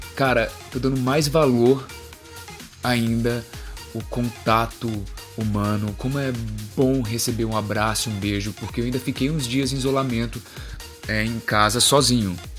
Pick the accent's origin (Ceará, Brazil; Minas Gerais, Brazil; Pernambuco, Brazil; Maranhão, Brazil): Ceará, Brazil; Fortaleza; moved away as an adult; now in São Paulo, Brazil; porque eu sou de Fortaleza e eu moro só aqui em São Paulo, minha família inteira mora em Fortaleza